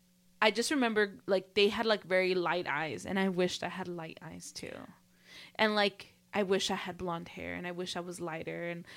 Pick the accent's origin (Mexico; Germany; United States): Mexico; because you look like me and I'm from Mexico and you don't want to look like me.